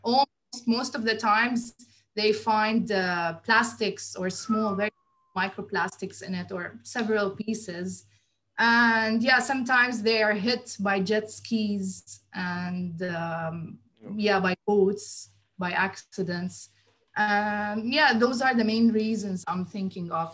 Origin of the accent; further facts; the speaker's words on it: Abu Dhabi, United Arab Emirates; I was born here in Abu Dhabi in the UAE. Um, yeah, I lived here all my life